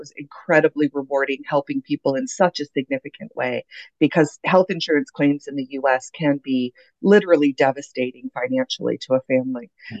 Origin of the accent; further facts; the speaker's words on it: Canada; I'm originally from Canada. I have been very lucky enough to kind of live all over the world.